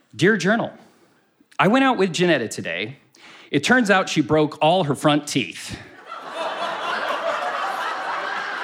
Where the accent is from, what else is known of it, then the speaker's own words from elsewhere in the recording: United States; I'm foreign and from America